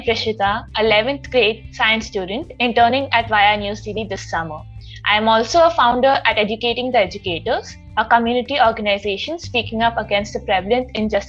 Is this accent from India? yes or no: yes; Mumbai, Maharashtra, India; I grew up in Mumbai. That's as metropolitan as it gets. And even my native place is a city.